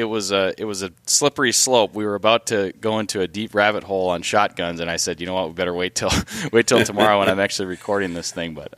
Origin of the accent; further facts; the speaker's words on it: Duluth, Minnesota, United States; Duluth, Minnesota, my hometown